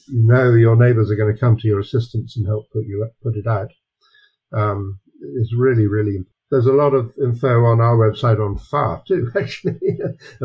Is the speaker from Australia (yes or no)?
no; London, United Kingdom; also born or lived in Kent, England; now in Ontario, Canada; I was born in London